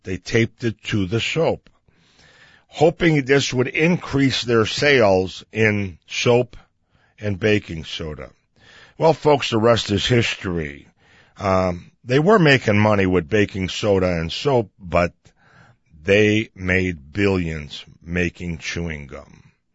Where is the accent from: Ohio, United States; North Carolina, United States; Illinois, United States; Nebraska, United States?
Illinois, United States; Chicago; growing up in Chicago